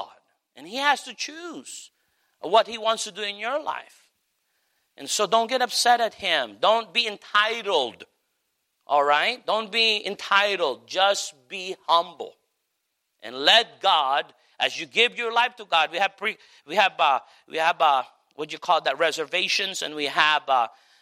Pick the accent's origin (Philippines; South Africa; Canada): Philippines; now in United States; me being a Filipino